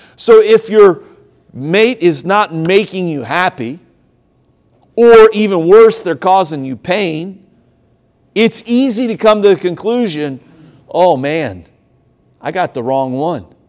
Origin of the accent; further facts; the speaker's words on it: Ohio, United States; also born or lived in Tennessee; now in South Carolina, United States; I grew up in Ohio